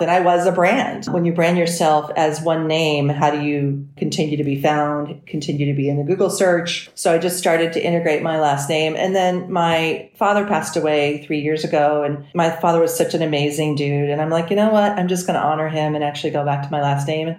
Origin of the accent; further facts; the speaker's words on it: Los Angeles, California, United States; also born or lived in San Francisco; I grew up in Los Angeles. I was an LA girl